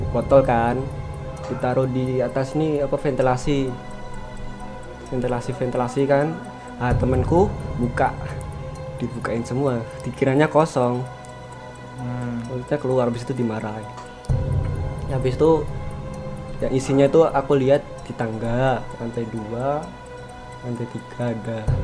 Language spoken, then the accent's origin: Indonesian; Pemalang, Central Java, Indonesia; Pemalang, Jawa Tengah